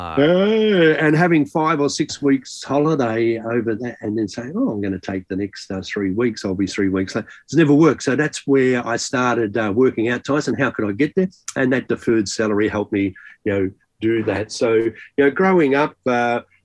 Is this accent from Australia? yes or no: yes; Kalgoorlie, Western Australia, Australia; now in Perth, Australia; I grew up in Kalgoorlie, Western Australia